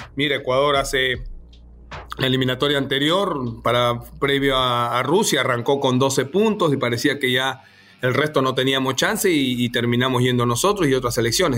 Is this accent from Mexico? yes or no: no; Peru